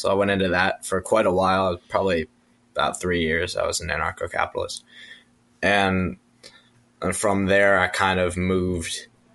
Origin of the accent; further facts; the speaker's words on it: Tampa, Florida, United States; I'm from Tampa, Florida